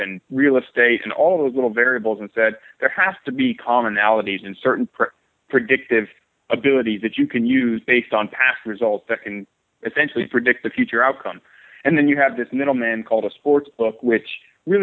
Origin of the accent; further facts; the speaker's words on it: San Diego, California, United States; I'm from San Diego, California, born and raised